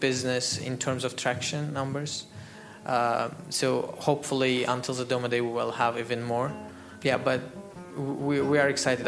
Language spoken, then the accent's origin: English; Azerbaijan; moved away as an adult; now in Dubai, United Arab Emirates; exporting some hardware from here to my home country